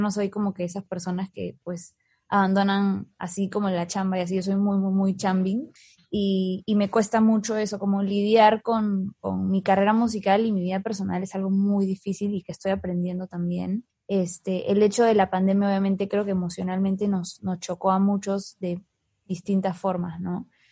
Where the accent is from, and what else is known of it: Peru